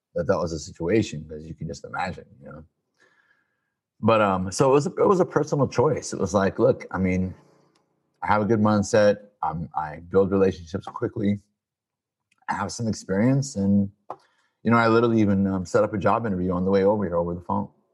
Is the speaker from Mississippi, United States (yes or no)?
no; Peoria, Illinois, United States; moved away as an adult; also born or lived in Chicago; now in California, United States; I was born and raised in Peoria, Illinois, the good old Midwest